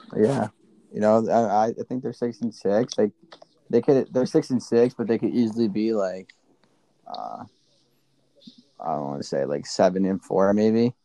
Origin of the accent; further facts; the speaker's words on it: Westchester, New York, United States; I'm from Westchester, so I, I that's a close school to me. Um, it's like 20 minutes from my house